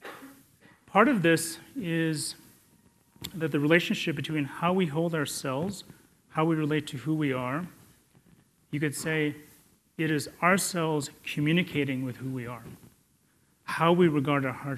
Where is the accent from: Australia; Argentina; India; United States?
India; I was born in India